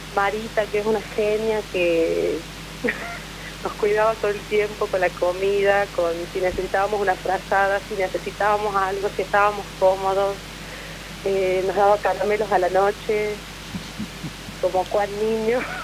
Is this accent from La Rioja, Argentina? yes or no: yes; La Rioja, Argentina; moved away; yo soy nacida en La Rioja